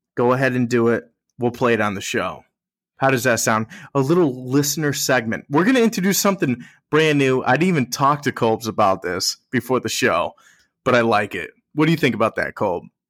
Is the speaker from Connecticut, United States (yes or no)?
yes; Connecticut, United States; we're from Connecticut